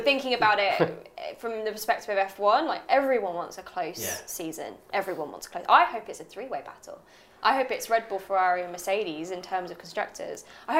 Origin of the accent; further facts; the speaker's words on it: Bristol, South West England, United Kingdom; I love McLaren. I'm from